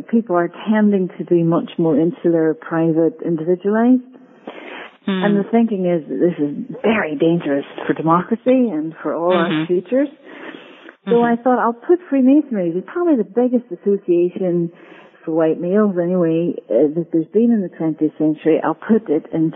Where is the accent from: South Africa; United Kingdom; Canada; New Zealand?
United Kingdom; Northern Ireland; moved away; I am Irish from Northern Ireland, actually, which accounts for my accent